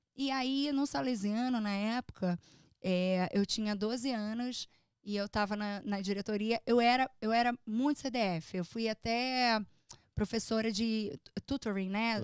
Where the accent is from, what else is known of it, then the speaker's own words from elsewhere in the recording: Brazil; moved away as an adult; now in United States; Eu sou uma imigrante. Por mais que você tenha um green card, por mais que você tenha uma cidadania até, é, você é brasileira